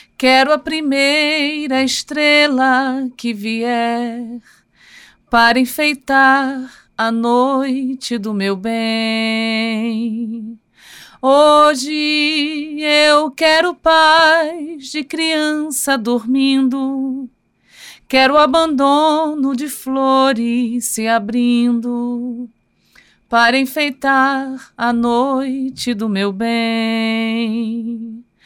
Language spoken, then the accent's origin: Portuguese; Rio de Janeiro, Brazil; Nasci no Rio de Janeiro e sou carioca